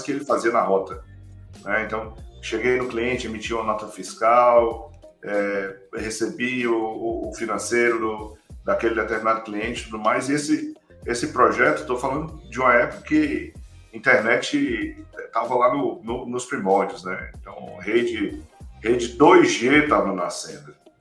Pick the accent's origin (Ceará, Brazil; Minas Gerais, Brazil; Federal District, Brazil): Ceará, Brazil; moved away as an adult; also born or lived in Fortaleza / São Paulo; now in Orlando, United States; entre o meu Ceará, que eu sou cearense, morava lá em Fortaleza